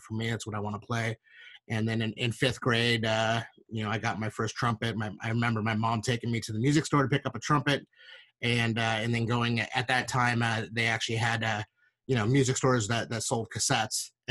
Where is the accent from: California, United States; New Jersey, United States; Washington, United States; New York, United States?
California, United States; Northern; I grew up in Northern California.